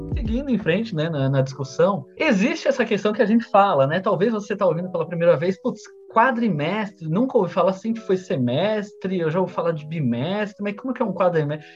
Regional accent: Santo André, São Paulo, Brazil; eu sou de Santo André

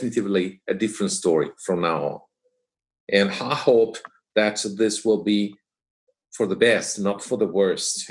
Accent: Liguria, Italy; Our house is in another region, is at the seaside. Right. We are from Liguria

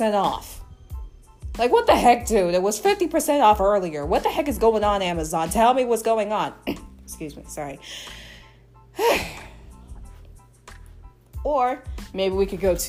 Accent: New York City, New York, United States; I'm a New Yorker.

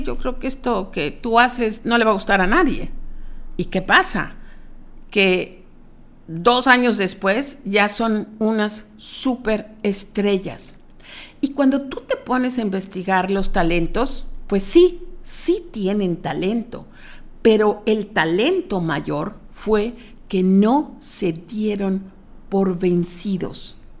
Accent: Mexico; como mexicanos, no estamos educados

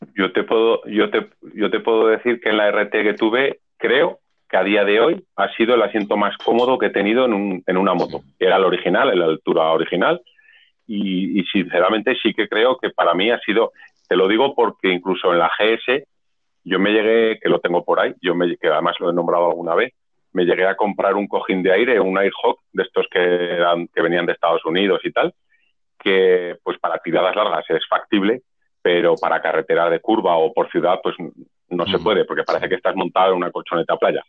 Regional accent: Zaragoza, Aragon, Spain; somos de Zaragoza

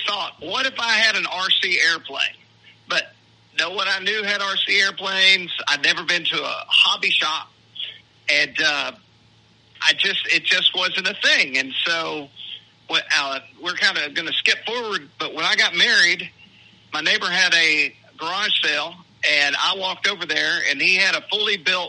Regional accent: Denison, Texas, United States; moved away; I grew up in Denison, Texas

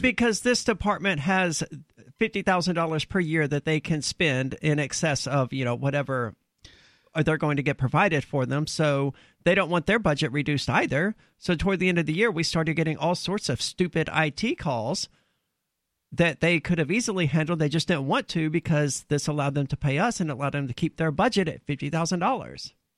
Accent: the South, United States; I'm from the South where a lot of people hunt

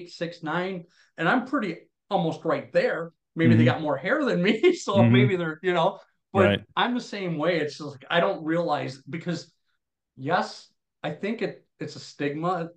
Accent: Wisconsin, United States; growing up in Wisconsin

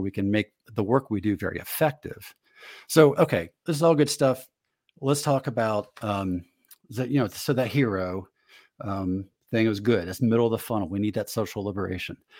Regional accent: Northeast, United States; I grew up in the Northeast

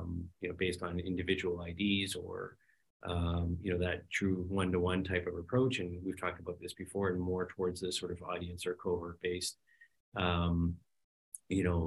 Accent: Canada; as a Canadian

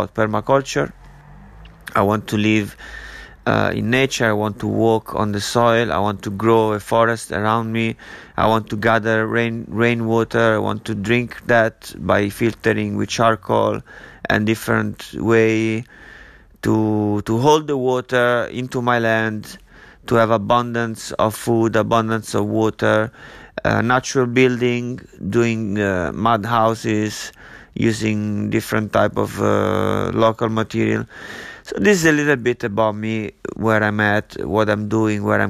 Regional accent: Italy; moved away as an adult; also born or lived in London / Ibiza / Barcelona / Miami; I'm from Italy. I lived there for 23 years. Then I moved out

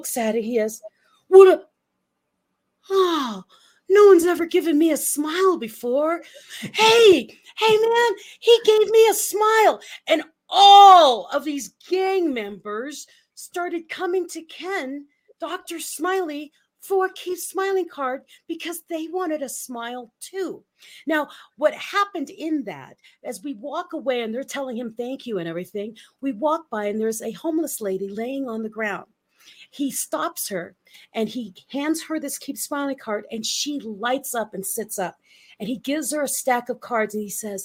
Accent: Philippines; moved away; I grew up in the Philippines and a very rural part of the Philippines

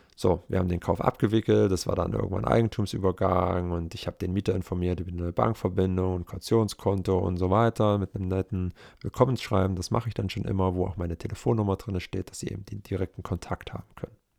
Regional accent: Germany; now in Leipzig, Germany; in meiner wirklichen Heimatstadt, in einer Kleinstadt mit 18.000 Einwohnern

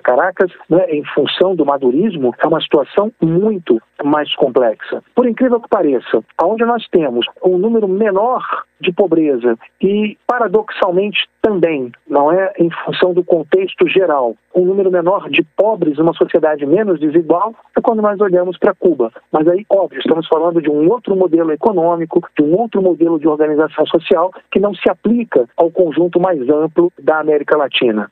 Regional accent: Brazil; somos brasileiros

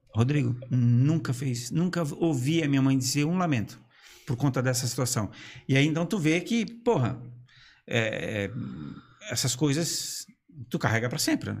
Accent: Brusque, Santa Catarina, Brazil; also born or lived in Blumenau; já que eu sou natural de Brusque

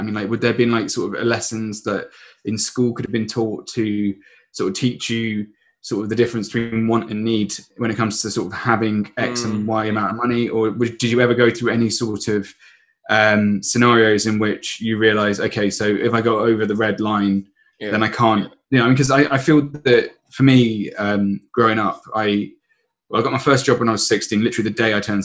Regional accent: Surrey, South East England, United Kingdom; I come from, I come from Surrey, and my parents have always been very, very careful with money

